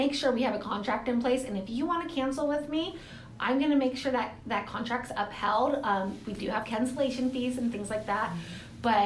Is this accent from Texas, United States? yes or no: no; Moses Lake, Washington, United States; also born or lived in Lewis-Clark Valley; I grew up in Moses Lake and or actually here in the valley as well